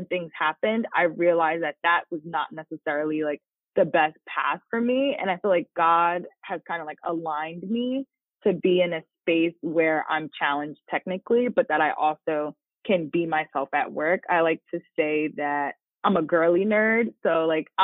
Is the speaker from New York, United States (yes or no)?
no; New Jersey, United States; I'm from New Jersey, born and raised in Jersey, went to college in New Jersey, still live in New Jersey